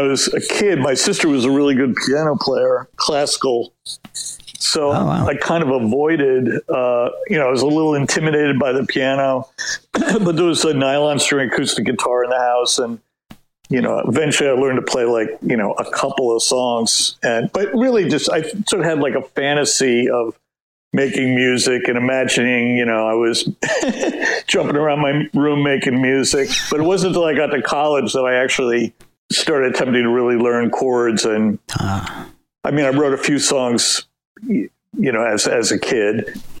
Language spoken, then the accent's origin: English; New Jersey, United States; I grew up in New Jersey, so I really felt the pull of Manhattan